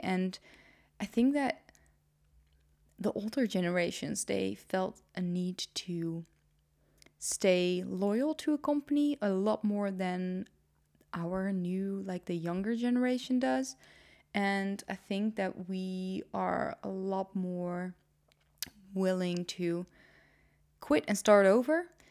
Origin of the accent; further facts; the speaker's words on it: Netherlands; English is a second language; also born or lived in Nijmegen; I am Dutch. was born and raised in the Netherlands